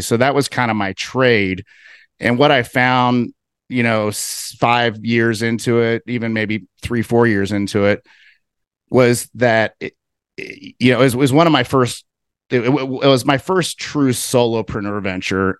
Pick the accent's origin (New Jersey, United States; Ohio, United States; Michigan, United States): Ohio, United States; Cincinnati; moved away as an adult; now in Salt Lake City, United States; I'm originally from Cincinnati, Ohio. I, I grew up out in the suburbs